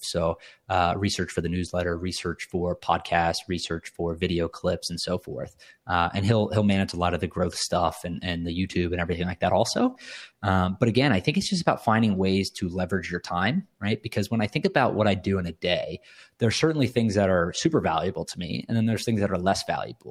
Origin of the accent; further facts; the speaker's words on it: Cary, North Carolina, United States; moved away as an adult; also born or lived in New York City; now in Miami, United States; we grew up in North Carolina. We grew up in Cary, North Carolina, for anyone that's familiar with the area. uh, right outside of Raleigh. We, we all, uh, I was born there